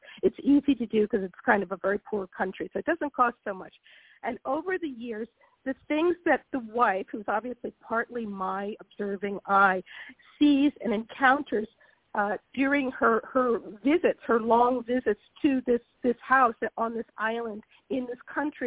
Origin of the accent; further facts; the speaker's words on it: Philadelphia, Pennsylvania, United States; moved away as an adult; now in Italy; I will always be a Black minister's daughter from Philadelphia